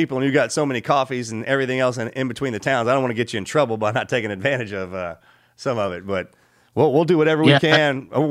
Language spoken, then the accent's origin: English; Texas, United States; Raised right in here in Texas, man.